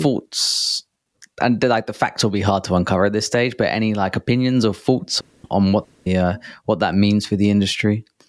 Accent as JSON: {"language": "English", "region": "England", "country": "United Kingdom", "said": "as an Englishman"}